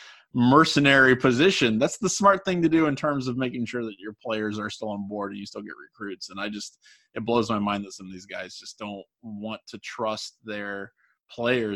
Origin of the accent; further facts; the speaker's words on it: near Cincinnati, Ohio, United States; I grew up down near Cincinnati